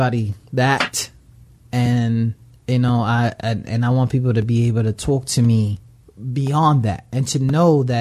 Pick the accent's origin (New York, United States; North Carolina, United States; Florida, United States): New York, United States; New York City; moved away; I'm from the Bronx. I came from the projects